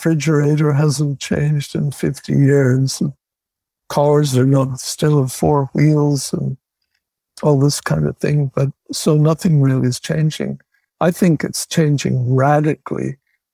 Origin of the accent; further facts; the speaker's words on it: Northern Ireland, United Kingdom; I'm from Northern Ireland